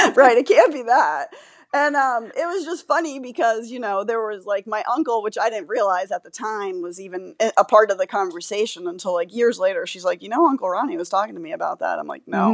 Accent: Florida, United States; I grew up in Florida and I was living in Florida

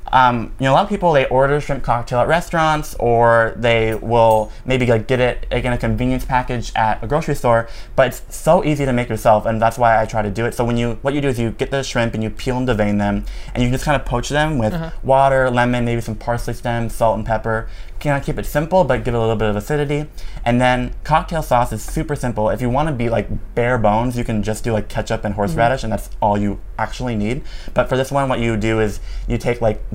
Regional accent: Minnesota, United States; I'm from Minnesota

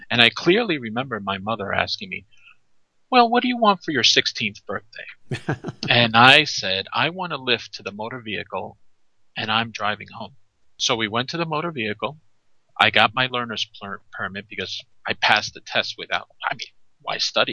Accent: New York, United States; I'm from New York. I grew up there

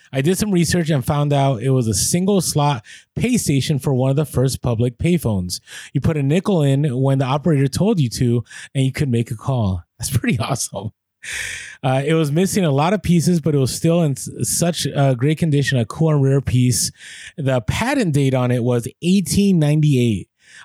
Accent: Vancouver, British Columbia, Canada; So we're from Vancouver, Canada, but we're recently on a road trip down the West Coast.

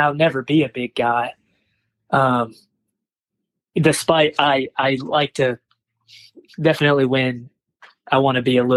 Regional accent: North Carolina, United States; now in Philadelphia, United States; I'm from North Carolina.

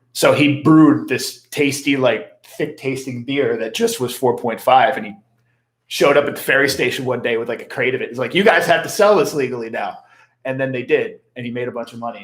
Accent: United States; accent: a little bit of Philly, a little bit of South Jersey, a little bit of North Jersey Jew; I have a little bit of Philly, a little bit of South Jersey, and just a little bit of North Jersey Jew

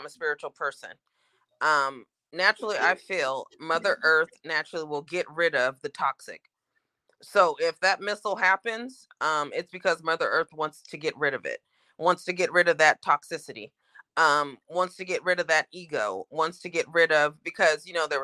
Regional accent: Oregon, United States; I'm from Oregon

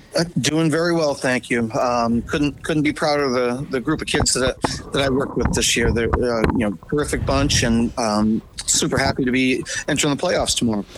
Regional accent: New England, United States; moved away; I'm from New England

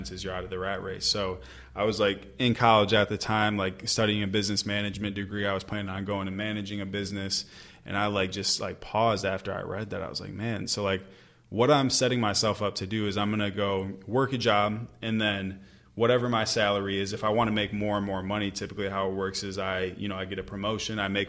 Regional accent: Michigan, United States; moved away as an adult; back in Michigan, I had all my hometown friends

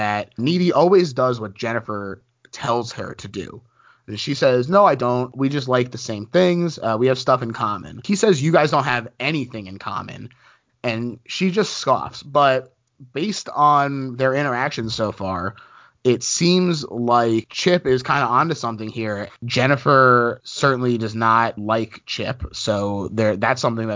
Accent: United States; I grew up right outside of New York

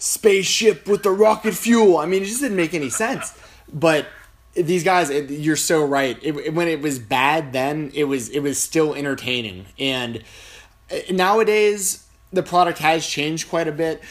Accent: Atlanta, Georgia, United States; I grew up in Atlanta, Georgia, so WCW was like a big thing down there.

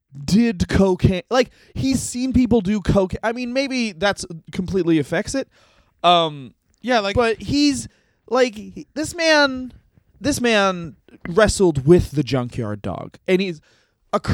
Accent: Canada; being Canadian.

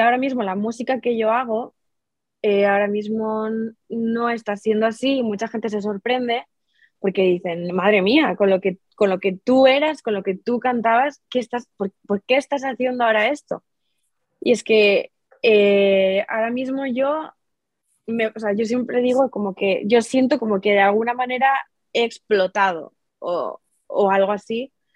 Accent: Spain; en mi país, aquí en España

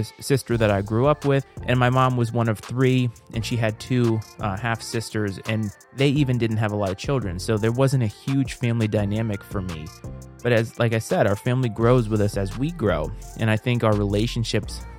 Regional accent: Rhode Island, United States; moved away as an adult; now in Virginia, United States; I'm a transplant, so I'm not originally from the area that I live. I am from Rhode Island. I live in Virginia.

